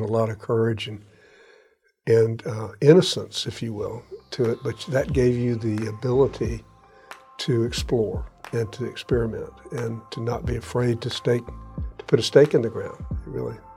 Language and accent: English; Jacksonville, Florida, United States; I grew up in Ortega, and we shopped, my parents shopped for groceries at Allen's in Avondale.